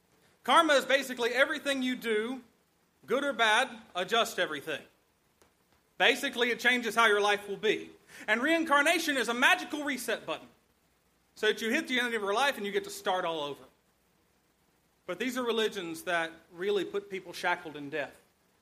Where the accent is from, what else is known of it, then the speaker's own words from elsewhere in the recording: South Carolina, United States; South Carolina, my hometown, state